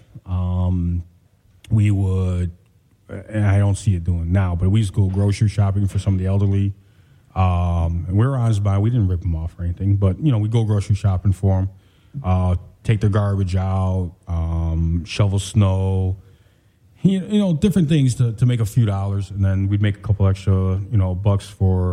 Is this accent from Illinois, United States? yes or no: yes; Chicago, Illinois, United States; Born and raised in Chicago